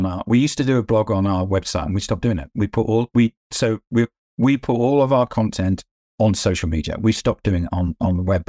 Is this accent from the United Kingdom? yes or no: yes; United Kingdom; I'm a British, right. Brit. I'm modest.